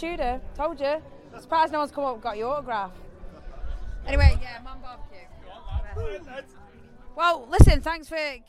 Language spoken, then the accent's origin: English; Stoke-on-Trent, West Midlands, United Kingdom; accent: Stokian; I'm from Stoke